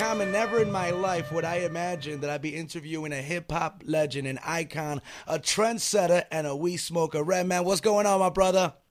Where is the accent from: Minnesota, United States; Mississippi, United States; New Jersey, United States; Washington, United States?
New Jersey, United States; West New York; I'm from Jersey. I'm from West New York, 201 Stand Up